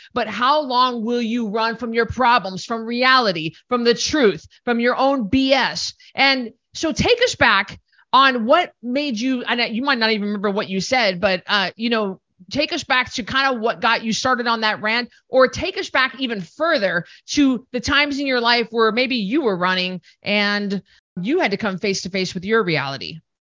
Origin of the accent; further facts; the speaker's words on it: Idaho, United States; We're both from Idaho